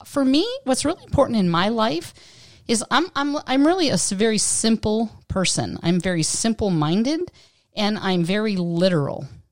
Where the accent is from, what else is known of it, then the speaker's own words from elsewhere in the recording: Western Pennsylvania, United States; moved away as an adult; now in Southern California, United States; growing up in Western Pennsylvania